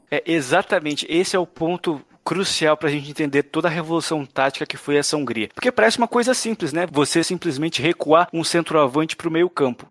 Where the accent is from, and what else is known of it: Brazil